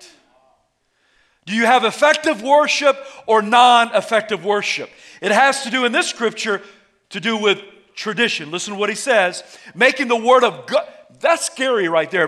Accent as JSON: {"language": "English", "region": "the South", "country": "United States", "tie": "born or raised there", "said": "I was raised in the South."}